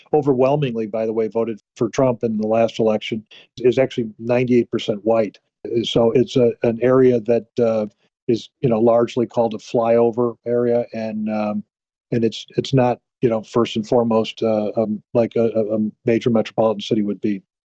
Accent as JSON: {"language": "English", "region": "Illinois", "country": "United States", "said": "I'm from Illinois"}